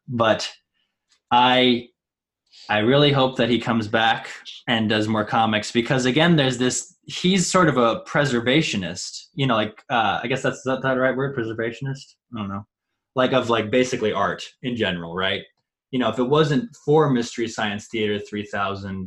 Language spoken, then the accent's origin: English; Missouri, United States; now in East Coast, United States; we all grew up. Nathan lived in Iowa and Missouri, and I lived in Missouri